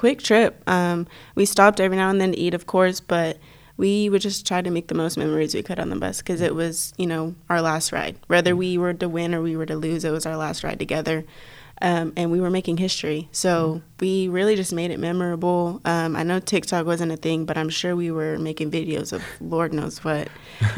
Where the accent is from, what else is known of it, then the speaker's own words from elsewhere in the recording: Texas, United States; moved away as an adult; now in Oklahoma City, United States; we're from Texas. We're used to this